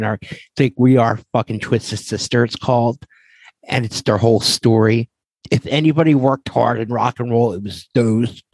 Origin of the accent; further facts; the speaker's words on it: Philadelphia, Pennsylvania, United States; growing up in Philadelphia